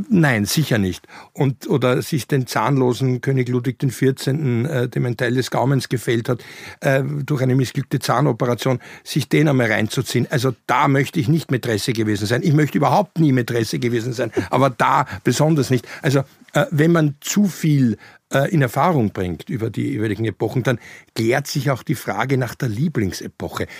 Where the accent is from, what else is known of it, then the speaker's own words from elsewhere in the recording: Vienna, Austria; als du im Goldenen Kreuz in Wien gelegen bist und mit mir niederkamst äh, im August 69